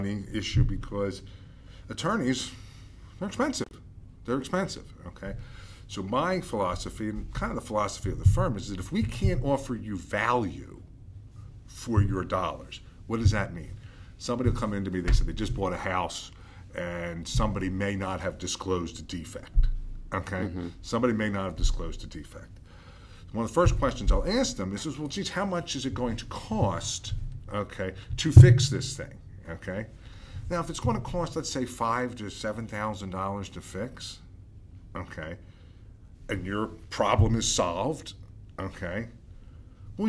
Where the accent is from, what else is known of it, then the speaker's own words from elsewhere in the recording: Havertown, Pennsylvania, United States; I am from Havertown in Delaware County. Okay. That's where I grew up